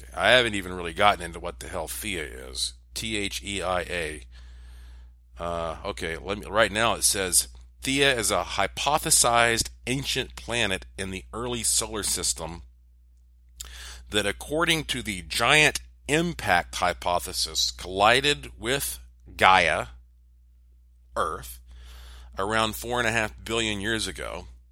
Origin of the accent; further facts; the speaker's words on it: Asheville, North Carolina, United States; moved away; also born or lived in Puerto Rico; growing up in Asheville